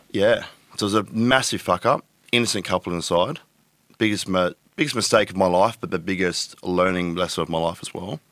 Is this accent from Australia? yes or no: yes; Tweed Heads, New South Wales, Australia; moved away as an adult; now in Gold Coast, Australia; I grew up in Tweedheads. I was there from the age of, what, ten to twenty, say.